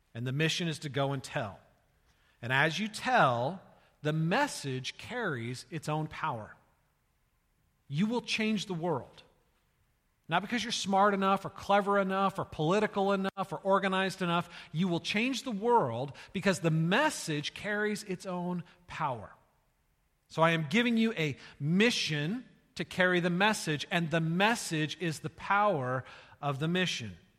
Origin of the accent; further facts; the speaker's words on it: California, United States; moved away as an adult; also born or lived in Iowa; I was raised in California and I went to college in Iowa.